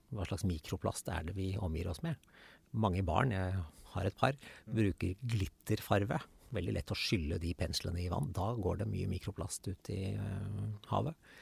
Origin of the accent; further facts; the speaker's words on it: Nøtterøy, Vestfold, Norway; jeg vokste opp på Nøtterøy